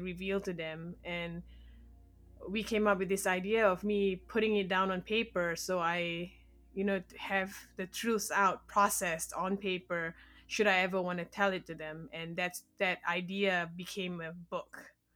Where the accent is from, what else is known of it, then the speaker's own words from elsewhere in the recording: Malaysia; first language English; moved away as an adult; now in United States; I was born and raised in Malaysia, and I moved to America about eight years ago